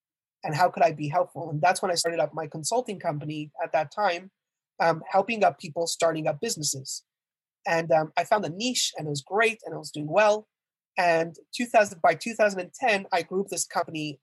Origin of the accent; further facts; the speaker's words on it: Montreal, Quebec, Canada; So I was born and raised in Montreal, Canada, actually